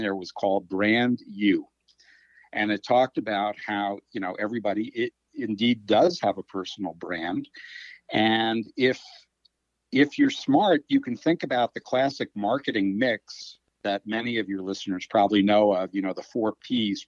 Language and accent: English; Washington, District of Columbia, United States; I grew up in the Washington, D.C. area as a Redskins fan